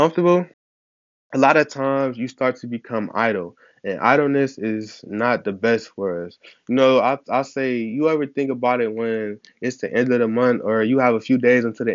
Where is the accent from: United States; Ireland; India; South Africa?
United States; Ohio; I'm from Ohio